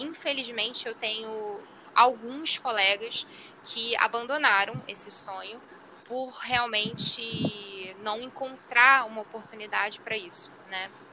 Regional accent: Rio de Janeiro, Brazil; Eu, como sou do Rio de Janeiro

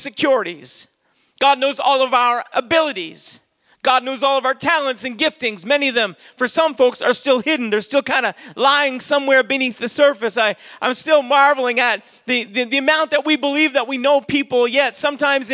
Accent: Saint John, New Brunswick, Canada; I'd say I'm a Canadian. I was born in Canada. I was born in St. John, New Brunswick, October the 11th, 1971

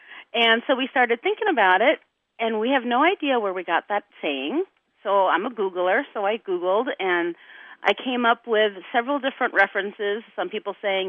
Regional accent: Jamestown, North Dakota, United States; I'm from Jamestown, North Dakota.

